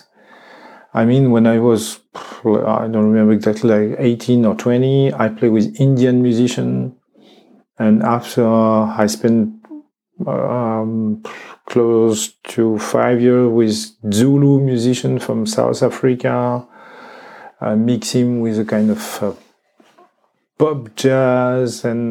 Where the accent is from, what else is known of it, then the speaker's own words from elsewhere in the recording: France; English is a second language; I am from France, from one region, but in me that's many countries and many traditions